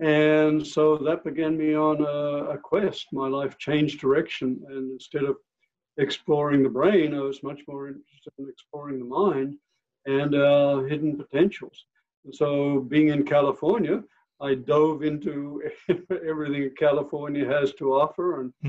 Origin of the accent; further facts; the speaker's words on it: Australia; I came from Australia and was a hardcore neuroscientist at that time